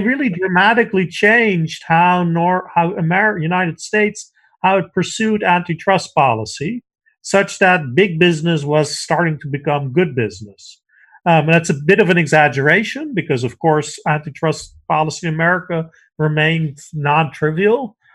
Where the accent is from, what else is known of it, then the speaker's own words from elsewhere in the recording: Netherlands; moved away; I grew up in the Netherlands where we have a relatively uncorrupt civil service